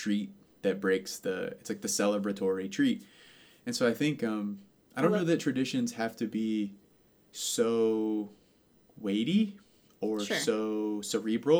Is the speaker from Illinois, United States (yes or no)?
no; Savannah, Georgia, United States; I'm from Savannah and by the coast